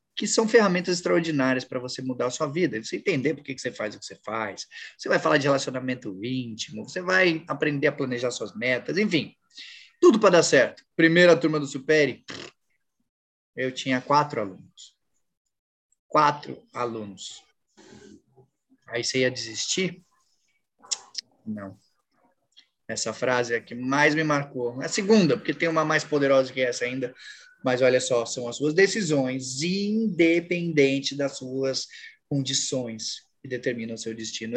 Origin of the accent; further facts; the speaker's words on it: São Paulo, Brazil; moved away as an adult; now in Natal, Brazil; eu sempre morei a vida toda em São Paulo